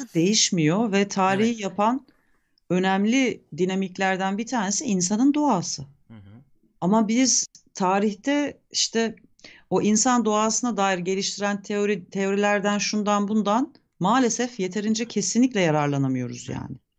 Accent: Turkey; Bugün bizim ülkemizin

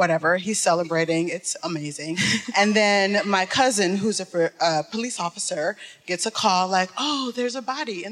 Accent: Detroit, Michigan, United States; I'm from Detroit.

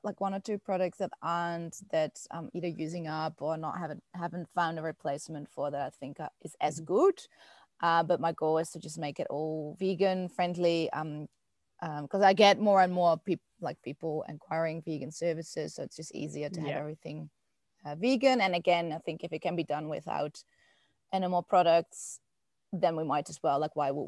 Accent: Netherlands; now in Melbourne, Australia; I'm originally from the Netherlands and came here to travel and then didn't leave.

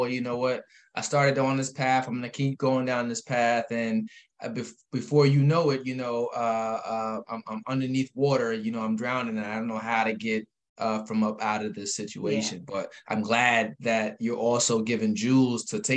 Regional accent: Albany, New York, United States; We're both from Albany. I love Albany with all I got

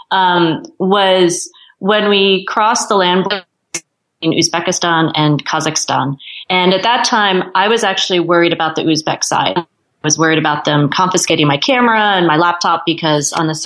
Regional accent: United States; like I knew there was nothing that anyone had against me as an American, as a tourist.

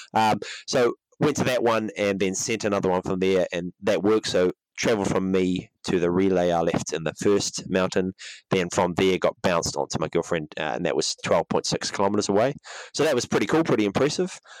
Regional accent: Auckland, New Zealand; in Auckland, my hometown

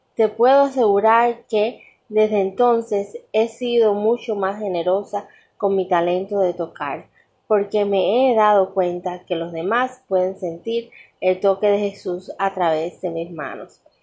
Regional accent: Cuba; en mi país Cuba

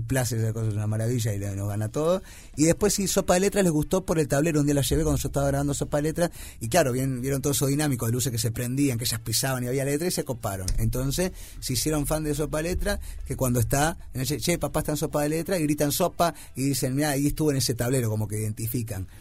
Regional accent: Uruguay

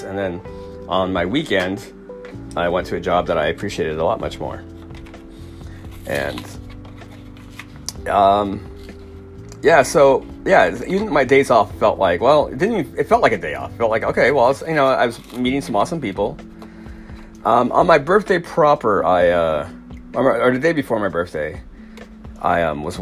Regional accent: Paradise, California, United States; the horrible campfire that destroyed my hometown and my dad's place

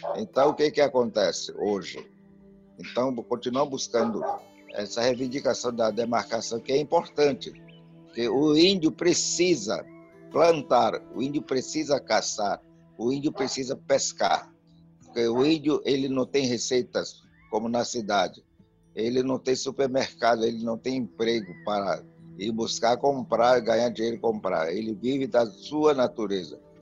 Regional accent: São Gabriel da Cachoeira, Amazonas, Brazil; first language Tucano; Portuguese is a second language; moved away as an adult; minha aldeia de Pari até a sede do município, no São Gabriel da Cachoeira

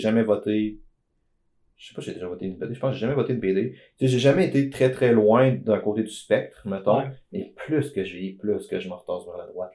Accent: Beauce, Quebec, Canada; je suis Beauceron

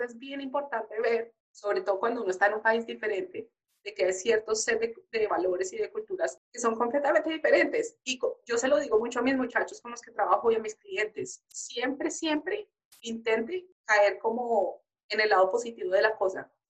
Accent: Colombia; moved away; nosotros somos criados así en Colombia

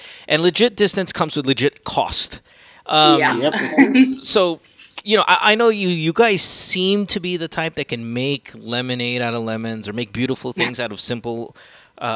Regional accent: Central Luzon, Philippines; also born or lived in New York, United States; now in Las Vegas, United States; I grew up in Bulacan

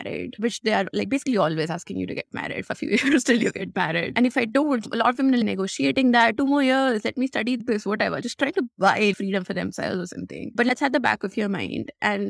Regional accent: India; if you think about growing up in India, women get unsolicited attention all the time, online, offline, wherever they are.

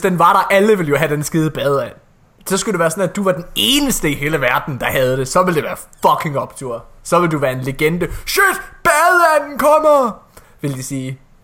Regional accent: Ølgod, Southern Denmark, Denmark; moved away; Jeg er også fra Jylland. Jeg kom fra et lille sted, der hed Ølgod

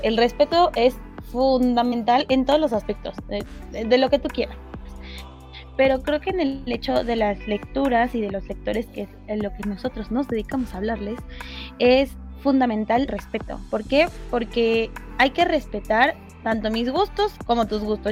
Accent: Mexico; nosotros somos mexicanos

